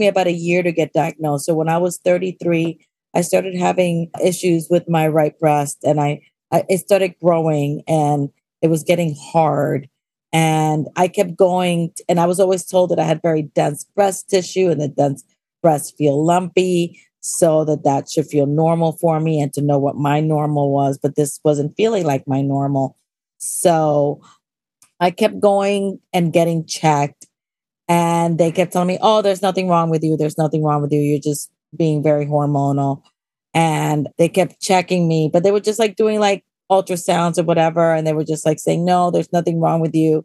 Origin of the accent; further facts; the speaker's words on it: New York City, New York, United States; also born or lived in Pittsburgh, Pennsylvania; I've been acting since I was at PS 28 in Washington Heights. I'm one of those Heights girls